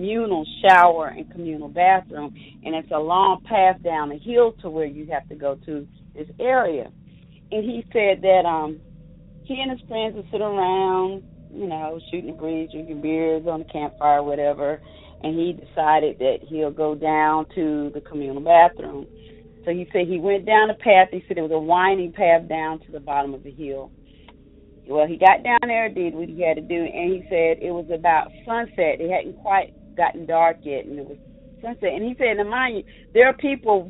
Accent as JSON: {"language": "English", "area": "Triad area", "region": "North Carolina", "country": "United States", "said": "I'm from North Carolina in the Triad area"}